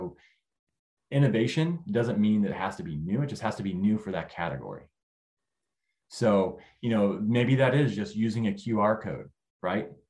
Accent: California, United States; moved away as an adult; now in Northwest Arkansas, United States; I'm originally from California. So I moved to Northwest Arkansas

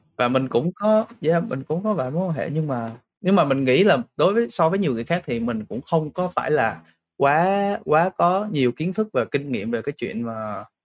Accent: Vietnam; also born or lived in Brisbane, Australia; now in Sydney, Australia

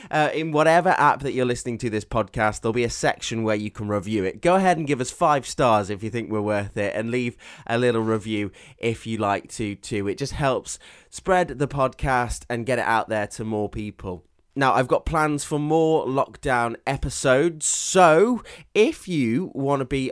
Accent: Stoke-on-Trent, West Midlands, United Kingdom; moved away; I'm from Stoke-on-Trent, which is known as the Potteries.

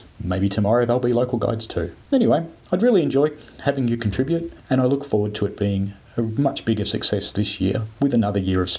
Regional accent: Melbourne, Victoria, Australia; I'm from Melbourne in Australia.

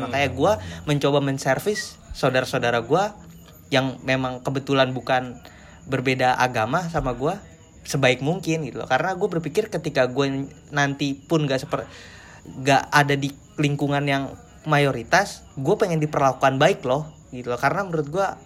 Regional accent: Indonesia; born there; kebetulan gue lahir di Indonesia yang mayoritasnya muslim dan kita punya saudara-saudara yang memang memang berbeda

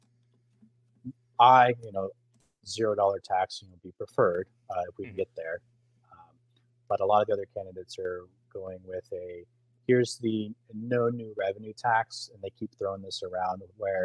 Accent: Richardson, Texas, United States; also born or lived in Plano, Texas; now in Allen, United States; I grew up in Richardson, which is two towns south. But I went to Plano schools

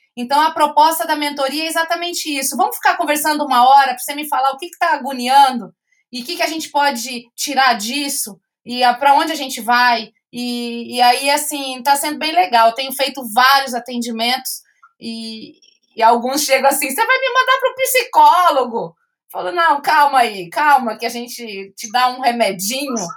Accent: Campo Grande, Mato Grosso do Sul, Brazil; eu sou de Campo Grande, Mato Grosso do Sul.

